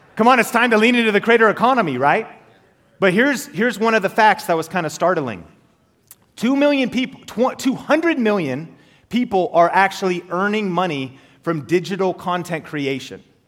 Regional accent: Marysville, Washington, United States; also born or lived in Arlington, Washington; I grew up in Marysville, uh, Washington, Arlington, Washington, an hour north of Seattle.

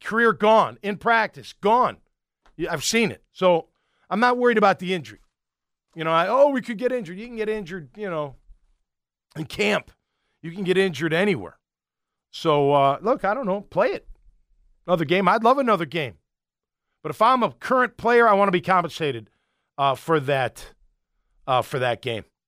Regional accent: Chicago, Illinois, United States; moved away as an adult; I'm from Chicago.

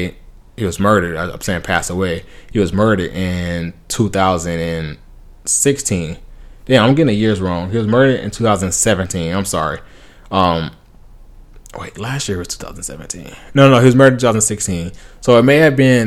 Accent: Compton, California, United States; I grew up in Compton. Then I moved to the suburbs.

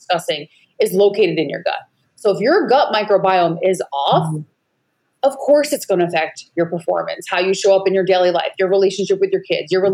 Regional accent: Long Island, New York, United States; also born or lived in California; now in Maui, United States; I'm originally from Long Island, New York

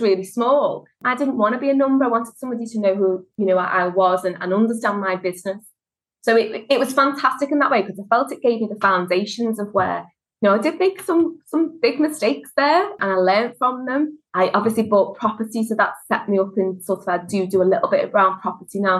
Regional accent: Liverpool, North West England, United Kingdom; as you can tell from the accent, I'm from Liverpool, and Scousers like to look after themselves

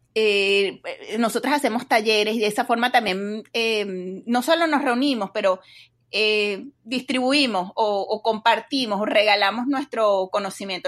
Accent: Venezuela; moved away as an adult; now in Dallas, United States; soy venezolana, eh, tengo más o menos unos 15 años en Estados Unidos, vivo en Texas

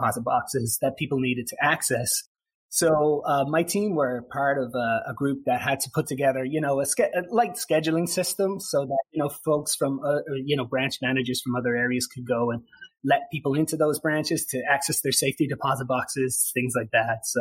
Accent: Ireland; now in Hawaii, United States; I'm from Ireland originally

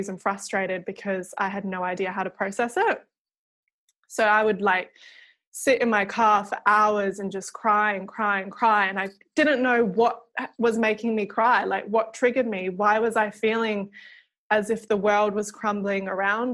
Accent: Dunsborough, Western Australia, Australia; also born or lived in Perth; I grew up down south in Dunsborough, which is like 4 hours out of Perth.

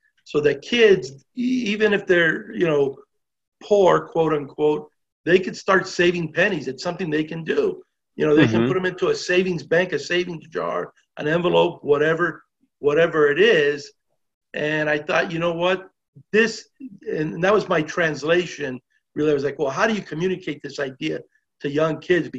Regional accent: Los Angeles, California, United States; I was born and raised in Los Angeles

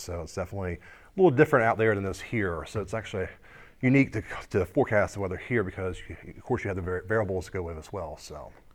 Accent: United States; I actually grew up here on the shore all my life

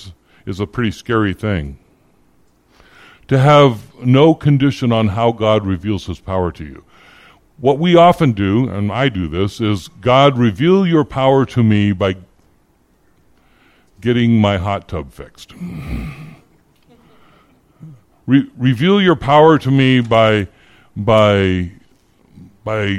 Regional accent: Phoenix, Arizona, United States; also born or lived in Iowa; I grew up in the Phoenix Christian Reformed Church. I started going there when I was 8 years old, when my family moved from Iowa, and I was a member there for late into my 30s

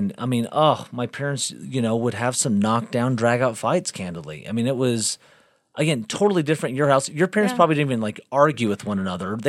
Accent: South Bend, Indiana, United States; born there; also born or lived in Galveston; I was born in South Bend, Indiana, and my parents divorced up there. My mom remarried, and they honeymooned down to a place called Galveston, Texas.

